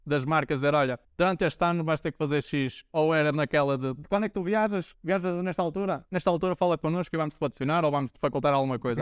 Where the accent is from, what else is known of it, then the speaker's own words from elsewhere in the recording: Braga, Norte, Portugal; also born or lived in Poland; de Braga, da minha cidade natal